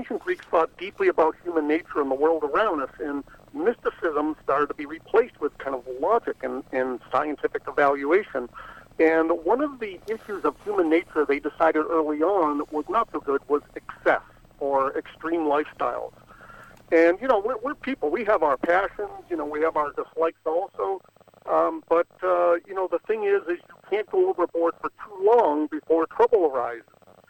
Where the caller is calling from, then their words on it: Napa Valley, California, United States; I'm calling you from Napa Valley.